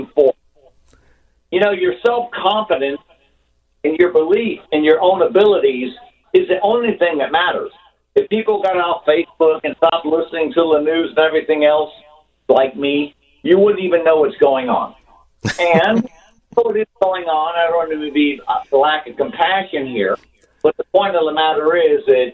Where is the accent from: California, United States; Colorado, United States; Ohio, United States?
Ohio, United States; now in New York, United States; I'm from Ohio. It's a red state, all that kind of stuff. I was born and raised